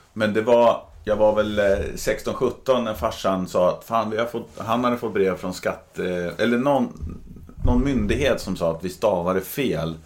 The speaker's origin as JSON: {"language": "Swedish", "town": "Södertälje", "region": "Stockholm County", "country": "Sweden", "tie": "born or raised there", "said": "när jag växte upp i Södertälje"}